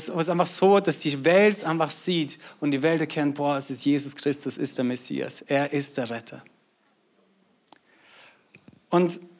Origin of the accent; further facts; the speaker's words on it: Austria; now in Schwäbisch Hall, Germany; Ähm, bin eigentlich in Österreich aufgewachsen und äh, bin Schweizer.